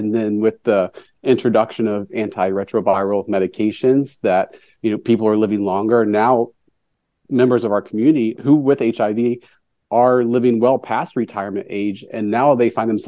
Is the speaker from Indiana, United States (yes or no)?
yes; Indiana, United States; I grew up in Indiana, and being gay